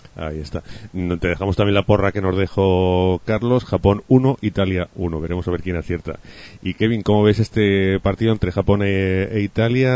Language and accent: Spanish; Huesca, Aragon, Spain; yo soy de Huesca